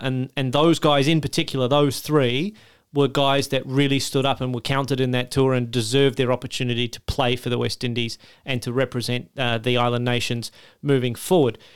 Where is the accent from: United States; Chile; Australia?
Australia; as an Australian